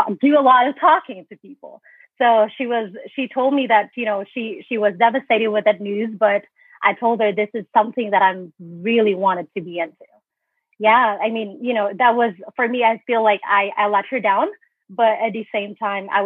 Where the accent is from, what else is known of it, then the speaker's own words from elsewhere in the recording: Philippines; moved away as an adult; I was born and raised in the Philippines